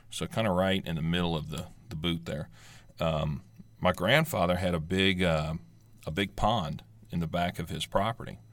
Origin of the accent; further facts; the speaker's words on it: South Louisiana, United States; we grew up in South Louisiana